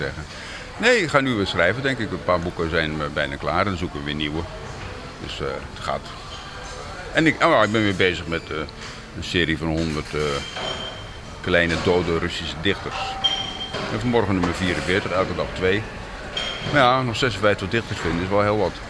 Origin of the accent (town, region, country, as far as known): Krimpen aan den IJssel, South Holland, Netherlands; born or raised there; moved away as an adult; now in Kyiv, Ukraine